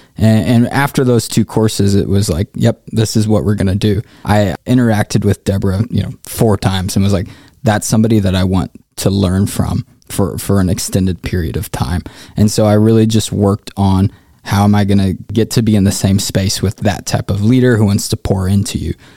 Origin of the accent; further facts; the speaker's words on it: Indianapolis, Indiana, United States; also born or lived in Africa; I'm originally from Indianapolis, born and raised